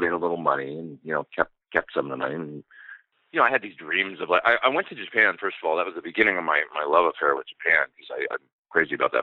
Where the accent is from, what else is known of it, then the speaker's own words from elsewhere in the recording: Edmonton, Alberta, Canada; moved away as an adult; also born or lived in Los Angeles, United States; my hometown in Edmonton